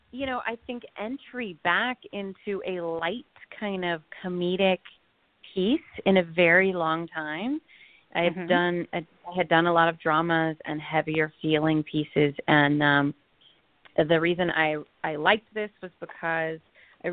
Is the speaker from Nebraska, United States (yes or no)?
no; Los Angeles, California, United States; I grew up in Los Angeles